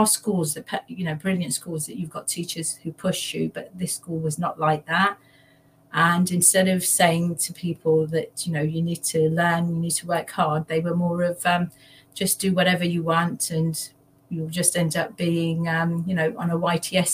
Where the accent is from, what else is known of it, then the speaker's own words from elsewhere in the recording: Leicester, East Midlands, United Kingdom; also born or lived in London; I was born in London. My father uprooted us and moved us to Leicester, of all the places in East Midlands. So I grew up there.